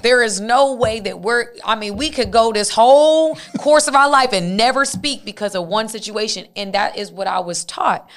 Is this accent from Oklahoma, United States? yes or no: no; Dacula, Georgia, United States; I'm from Tequila, Georgia